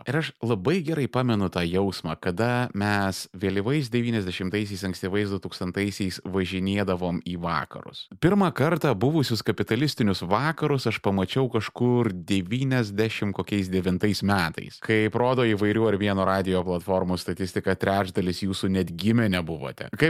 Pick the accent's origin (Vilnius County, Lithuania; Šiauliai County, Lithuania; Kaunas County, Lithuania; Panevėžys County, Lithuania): Vilnius County, Lithuania; mes, žirmūnų mužikai